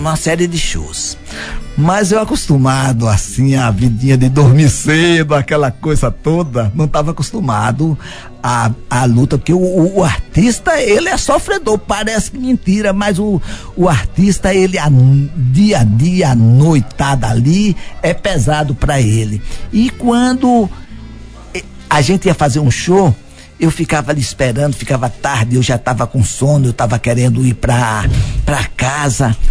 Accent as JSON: {"language": "Portuguese", "town": "Paratinga", "region": "Bahia", "country": "Brazil", "tie": "born or raised there", "moved": "yes", "lives_now": "Bom Jesus da Lapa, Brazil", "said": "sou de Paratinga, sabe? E vim pra aqui"}